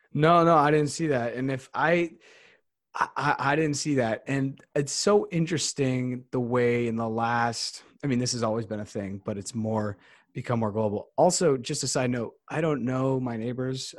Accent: Bogota, Colombia; moved away; also born or lived in Memphis; I was born in Bogota

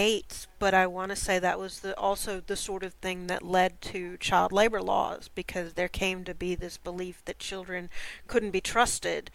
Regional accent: United States; I'm American and haven't got exposed to certain things

